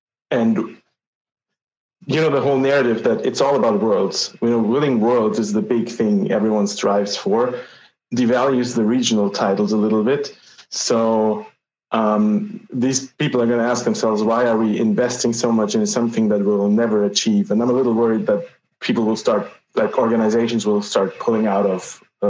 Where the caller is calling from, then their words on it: Vienna, Austria; I'm calling from Vienna, Austria.